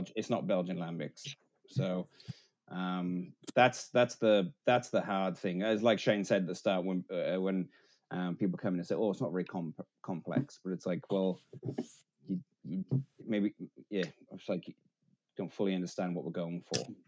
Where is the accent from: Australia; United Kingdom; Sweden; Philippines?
United Kingdom; Wales; I'm Welsh